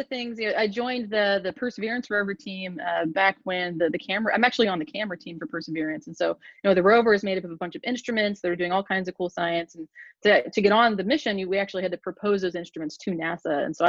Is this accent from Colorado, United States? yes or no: no; Portland, Oregon, United States; moved away as an adult; also born or lived in Ithaca, New York / Phoenix, Arizona; now in West Lafayette, Indiana, United States; I'm from Portland, Oregon originally, and I grew up between the Pacific Ocean and the volcanoes of the Pacific Northwest.